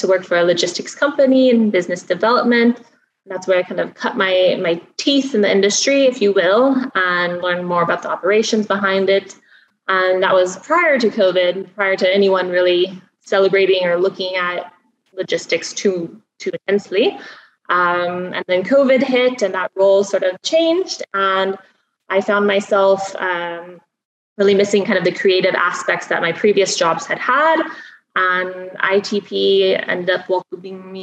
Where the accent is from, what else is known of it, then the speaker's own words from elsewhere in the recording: Spokane, Washington, United States; moved away as an adult; now in Dubai, United Arab Emirates; I come from Spokane, Washington, a little town in eastern Washington